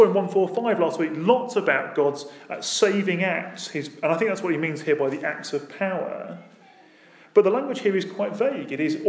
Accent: United Kingdom; Now, that might be because we're British, and some of us are British, and we like our praise dialed down to two.

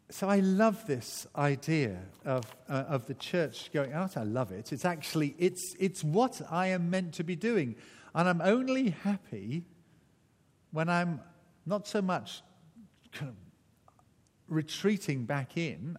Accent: Wales, United Kingdom; also born or lived in Barnstaple, Devon, England; I am Welsh through and through

